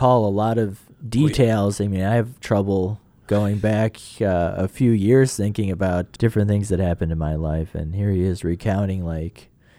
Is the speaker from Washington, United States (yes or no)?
no; Wheaton, Illinois, United States; You know, I grew up in Wheaton